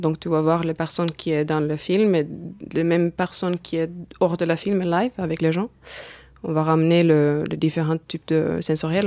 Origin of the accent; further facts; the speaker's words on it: Finland; French is a second language; now in France; je viens de Finlande, d'où aussi mon petit accent